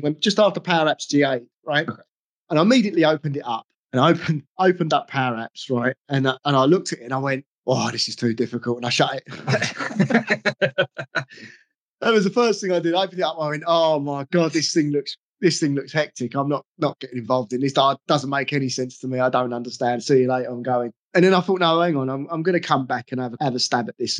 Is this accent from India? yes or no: no; England, United Kingdom; I'm English